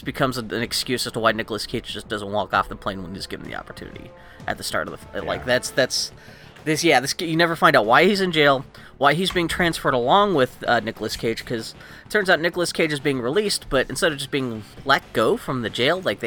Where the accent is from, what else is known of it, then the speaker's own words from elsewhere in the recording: Texas, United States; I was born in Texas